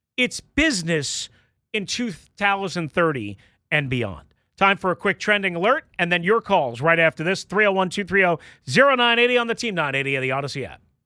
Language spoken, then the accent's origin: English; Long Island, New York, United States; now in Washington, D.C. area, United States; growing up on Long Island